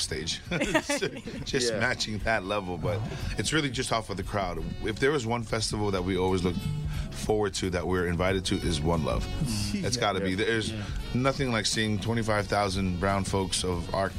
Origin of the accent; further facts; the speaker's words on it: Costa Mesa, California, United States; Orange County, California